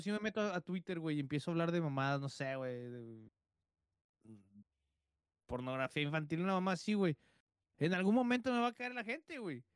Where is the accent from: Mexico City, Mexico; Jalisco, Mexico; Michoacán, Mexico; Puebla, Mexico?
Jalisco, Mexico; Guadalajara; moved away; also born or lived in Tijuana; soy de Guadalajara, pero viví en Tijuana